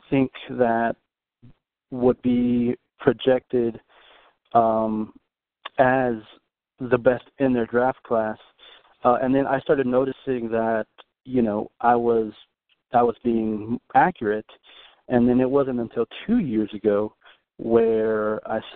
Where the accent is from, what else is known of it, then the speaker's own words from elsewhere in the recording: Dallas, Texas, United States; I'm from Dallas, Texas